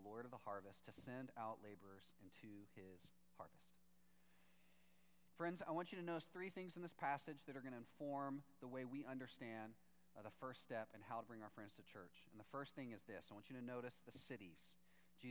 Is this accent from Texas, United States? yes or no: yes; Texas, United States; moved away; I'm from Texas